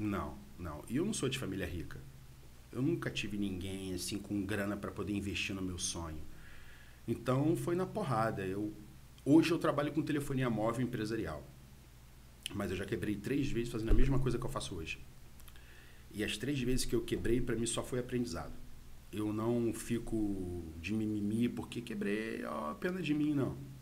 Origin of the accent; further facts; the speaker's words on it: Rio de Janeiro, Brazil; moved away as an adult; now in Bom Jesus, Brazil; eu sou do Rio de Janeiro, tá? Sou carioca e vim para Bom Jesus há mais ou menos uns nove anos